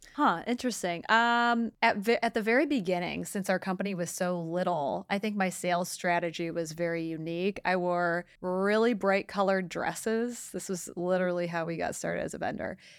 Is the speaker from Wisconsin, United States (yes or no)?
no; Detroit, Michigan, United States; I am from Detroit